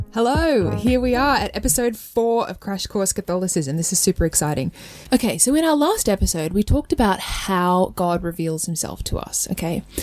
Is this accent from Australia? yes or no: yes; Australia; accent: Australian; In my Australian accent